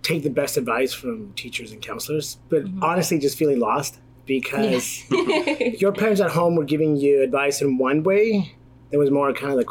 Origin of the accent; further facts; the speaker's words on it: Pacific Northwest, United States; also born or lived in Michoacán, Mexico; I'm just someone that grew up in the Pacific Northwest from working parents